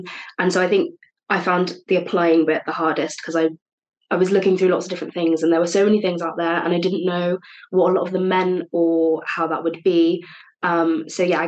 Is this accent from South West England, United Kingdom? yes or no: yes; Cheltenham, South West England, United Kingdom; moved away as an adult; now in Cardiff, United Kingdom; I'm originally from Cheltenham, but I'm studying media and communications at Cardiff Uni